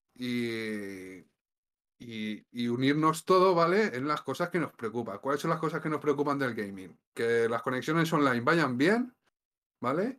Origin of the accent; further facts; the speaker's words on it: Valencian Community, Spain; además vivimos cerca, porque los dos somos valencianos